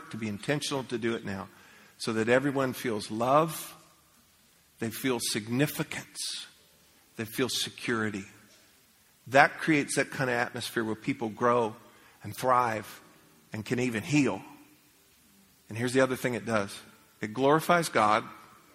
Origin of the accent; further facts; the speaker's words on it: United States; I grew up in America, and we used to pray.